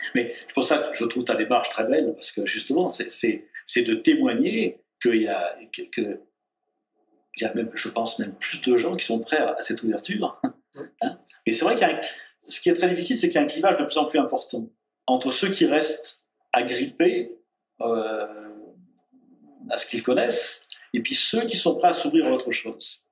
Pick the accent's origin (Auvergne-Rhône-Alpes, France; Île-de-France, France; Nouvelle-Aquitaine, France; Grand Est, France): Auvergne-Rhône-Alpes, France; je suis auvergnat